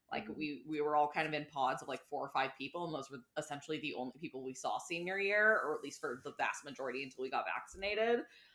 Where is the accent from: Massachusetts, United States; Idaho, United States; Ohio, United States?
Massachusetts, United States; now in New York City, United States; I'm from Massachusetts